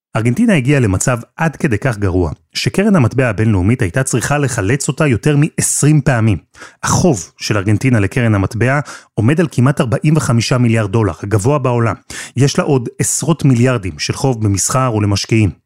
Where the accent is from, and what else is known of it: Israel